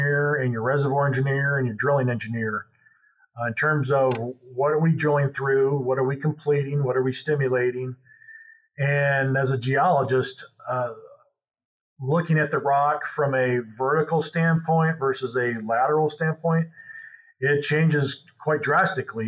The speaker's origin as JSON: {"language": "English", "region": "Michigan", "country": "United States", "moved": "as an adult", "lives_now": "Oklahoma, United States", "said": "I'm originally from Michigan. So I came down to OSU for my master's in geology"}